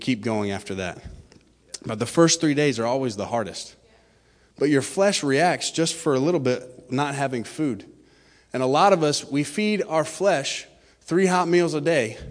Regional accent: Florida, United States; I'm from Florida originally

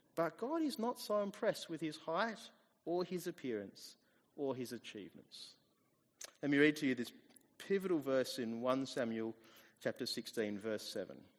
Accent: Australia; also born or lived in New Zealand; I moved here when I was about two years old, or just after turning two. So I am pretty much Australian

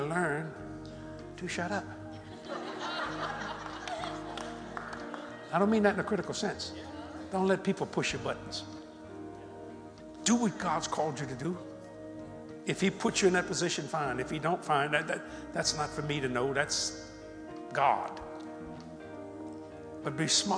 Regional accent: United States; also born or lived in New Orleans; I'm an American. I'm an American.

